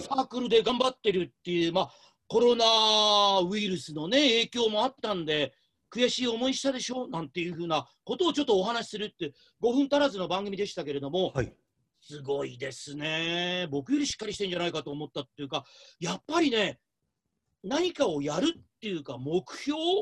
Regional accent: Shimonoseki, Yamaguchi, Japan; moved away; 地元の下関で

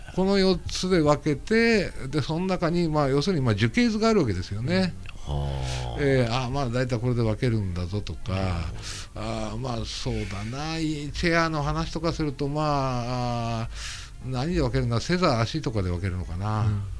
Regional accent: Miyagi, Japan; moved away; 僕宮城県はあの出身ですから

